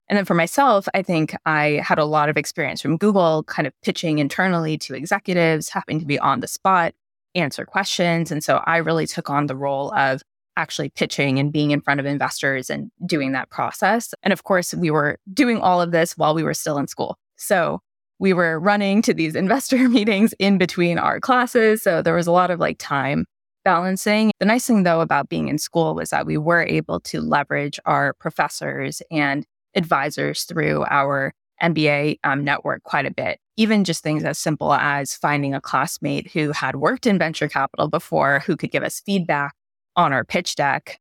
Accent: United States; I'm Indian American

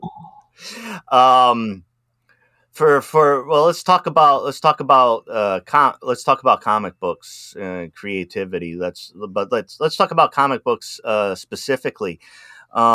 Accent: East Coast, United States; I'm from the East Coast

